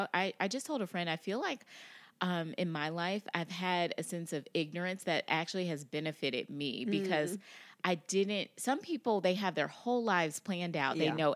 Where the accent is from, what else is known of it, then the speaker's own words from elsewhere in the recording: Indianapolis, Indiana, United States; also born or lived in Gary; I'm from Indianapolis originally, from Gary, Indiana, and then I grew up in Indianapolis.